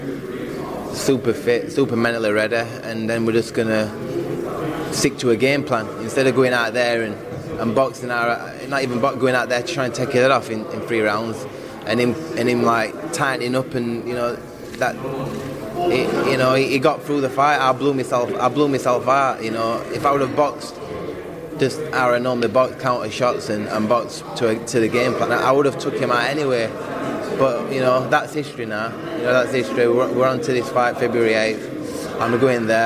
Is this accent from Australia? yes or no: no; United Kingdom; I'm a Brit as well